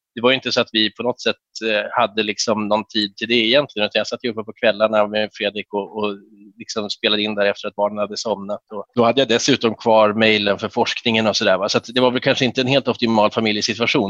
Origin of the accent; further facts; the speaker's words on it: Härnösand, Västernorrland County, Sweden; moved away as an adult; also born or lived in Uppsala; jag är född i Härnösand 76 eh, och eh, växte upp där